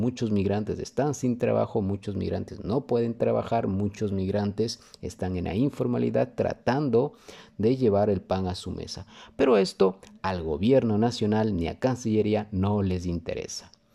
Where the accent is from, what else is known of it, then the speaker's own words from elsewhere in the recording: Ecuador; somos los ecuatorianos